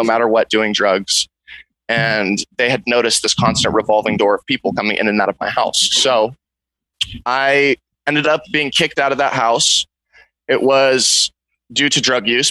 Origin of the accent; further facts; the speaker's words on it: Big Sur, California, United States; I grew up in Big Sur. You know, I was raised on a cattle ranch.